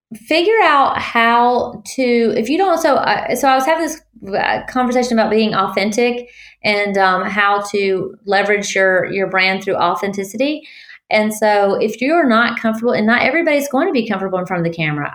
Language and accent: English; Tallahassee, Florida, United States; now in Alabama, United States; I'm from Tallahassee, Florida originally